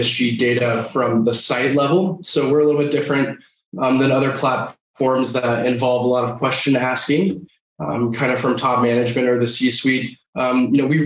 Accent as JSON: {"language": "English", "town": "Denver", "region": "Colorado", "country": "United States", "tie": "born or raised there", "said": "I grew up here in Denver, Colorado. So I'm one of the last few remaining natives here"}